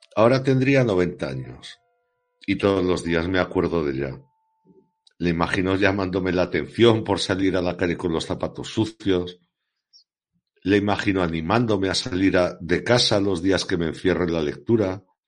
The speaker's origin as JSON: {"language": "Spanish", "town": "Pertusa", "region": "Aragon", "country": "Spain", "tie": "born or raised there", "said": "yo, que soy nacido en Pertusa"}